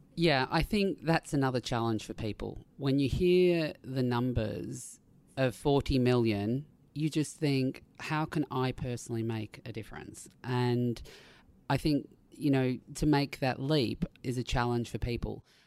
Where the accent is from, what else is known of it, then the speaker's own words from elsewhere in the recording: Australia; being an Australian